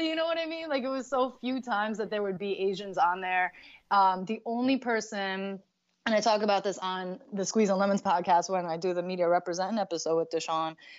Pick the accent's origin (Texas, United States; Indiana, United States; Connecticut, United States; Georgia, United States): Connecticut, United States; I grew up in Connecticut